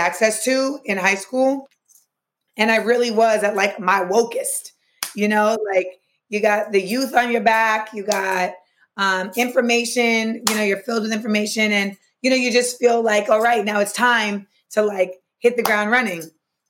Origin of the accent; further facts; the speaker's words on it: Orlando, Florida, United States; moved away; also born or lived in Purchase, New York; I grew up in Orlando, Florida, the only child to a single mother of Grenadian birth